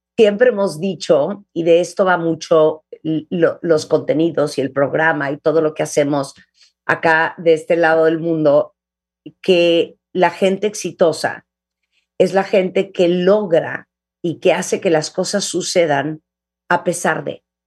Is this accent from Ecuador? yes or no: no; Managua, Nicaragua; now in Mexico; yo nací en Nicaragua hace 56 años, en Managua